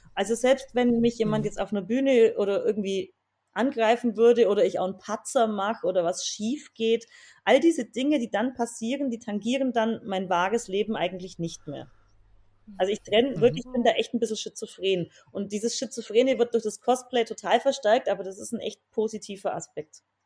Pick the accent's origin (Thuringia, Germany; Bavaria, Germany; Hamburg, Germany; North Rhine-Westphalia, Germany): Bavaria, Germany; Swabian part; ich komme aus Bayern, wie man vermutlich auch hört, aus dem schwäbischen Teil